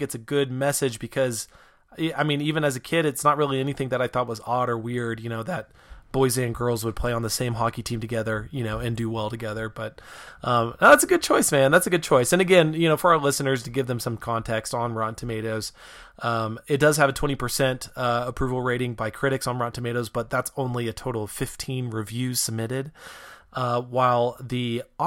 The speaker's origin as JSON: {"language": "English", "town": "Reno", "region": "Nevada", "country": "United States", "tie": "born or raised there", "said": "I grew up in Reno"}